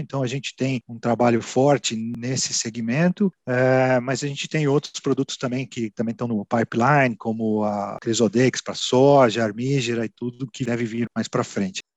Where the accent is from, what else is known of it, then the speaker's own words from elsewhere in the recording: São Paulo, Brazil; moved away as an adult; also born or lived in Piracicaba; now in Bragança Paulista, Brazil; Eu sou de São Paulo, sou paulistano